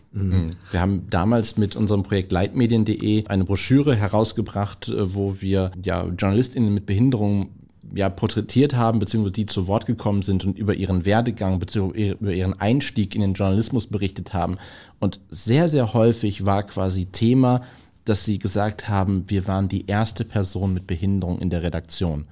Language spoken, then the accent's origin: German; Essen, North Rhine-Westphalia, Germany; in Essen, in meiner Heimatstadt